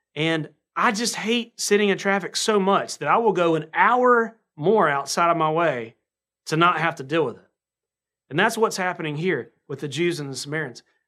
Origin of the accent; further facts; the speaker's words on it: North Carolina, United States; accent: southern; I sound like a, um, like I'm from North Carolina, which I should